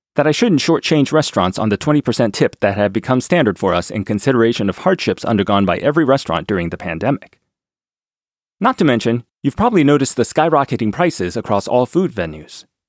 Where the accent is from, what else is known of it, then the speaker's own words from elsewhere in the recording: D.C., District of Columbia, United States; Growing up near Washington, D C